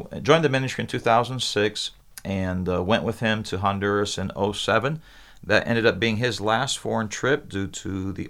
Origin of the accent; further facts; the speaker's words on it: Brazil; now in United States; I was 2 years old when my parents went to Brazil as missionaries. So I grew up in Brazil.